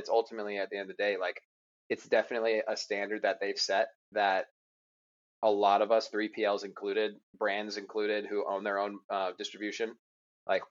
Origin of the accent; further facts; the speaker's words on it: Murrieta, California, United States; I was born in California in a town called Murrieta, which is about an hour north of San Diego